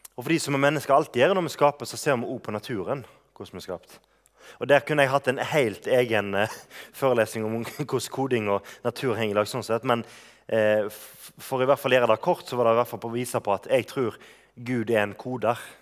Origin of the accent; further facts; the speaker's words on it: Bømlo, Vestland, Norway; moved away; er lenge siden jeg har bodd hjemme på Bømlo